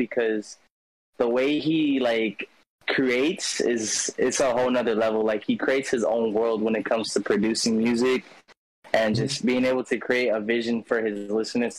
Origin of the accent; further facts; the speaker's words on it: California, United States; I'm from California